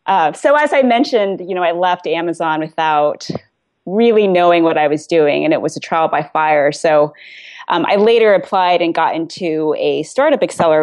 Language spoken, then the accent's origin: English; Vienna, Virginia, United States; I'm originally from Vienna, Virginia.